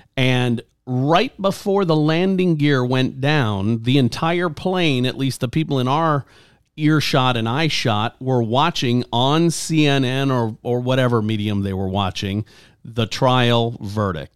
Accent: Louisiana, United States; moved away; I grew up in Louisiana

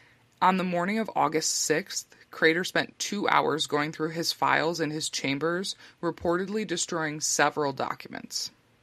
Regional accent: New York, United States; my home state of New York

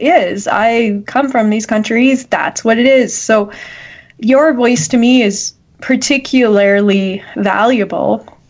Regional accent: Canada; as a Canadian who has these freedoms

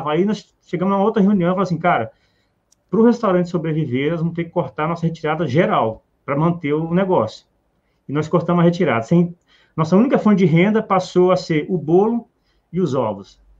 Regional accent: Ouro Preto do Oeste, Rondônia, Brazil; Bom, Érico, é … Nós somos de Rondônia, que de Ouro Preto do Oeste.

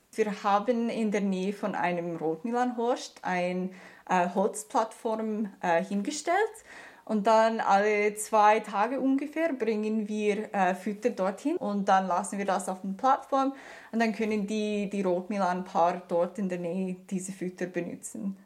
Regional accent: Canada; German is a second language; also born or lived in Germany; now in Canton of Lucerne, Switzerland; Also ich komme aus Kanada

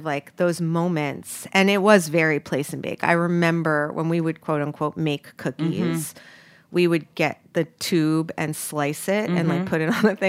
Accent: New York City, New York, United States; I grew up in New York too.

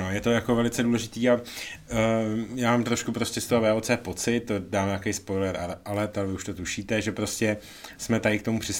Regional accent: Czechia; jsme Češi, ne

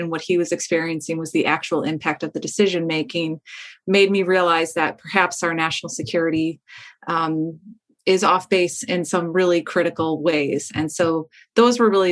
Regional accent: Midwest, United States; where I grew up in the Midwest

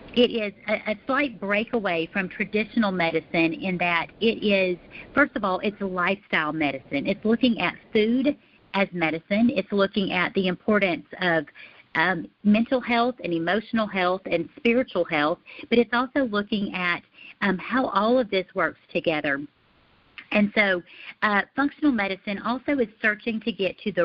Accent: Alabama, United States; now in Texas, United States; I am originally from Alabama. My family and I, we live north of Dallas in the great state of Texas

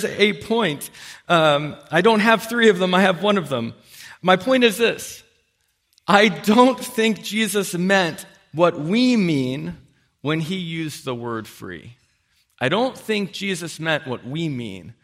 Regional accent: United States; As an American

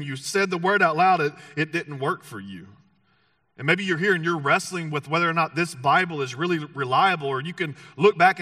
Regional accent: the South, United States; moved away; it was in the South is where I grew up. And if we haven't met, you'll figure out that I'm not from these parts. I'm from the South

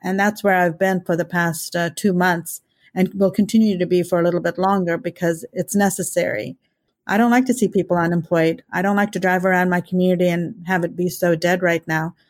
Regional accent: India; now in Kansas, United States; being an Indian and an immigrant

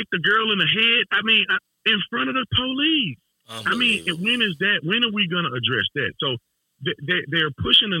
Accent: Fort Worth, Texas, United States; moved away; my hometown, Fort Worth

